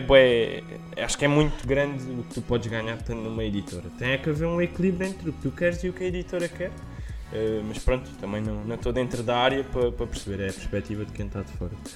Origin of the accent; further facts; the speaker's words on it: Portugal; nós que somos, somos portugueses